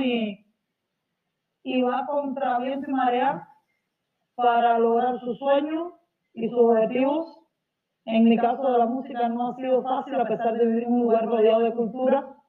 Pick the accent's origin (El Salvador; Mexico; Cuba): Cuba; cantautora cubana